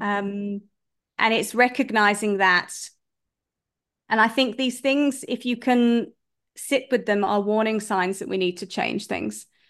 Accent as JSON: {"language": "English", "country": "United Kingdom", "moved": "yes", "lives_now": "South Africa", "said": "I'm a British person, but I live in South Africa."}